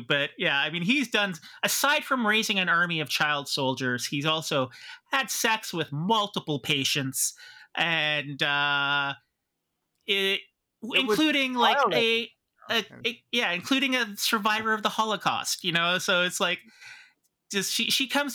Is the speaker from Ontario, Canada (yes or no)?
yes; Pickering, Ontario, Canada; I grew up doing duck and cover drills when I was growing up in Pickering